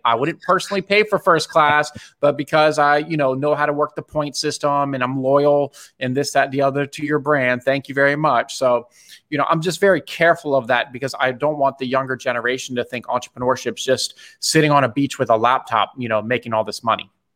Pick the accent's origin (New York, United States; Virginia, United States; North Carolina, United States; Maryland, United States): Maryland, United States; Bethesda; I grew up in Bethesda, Maryland.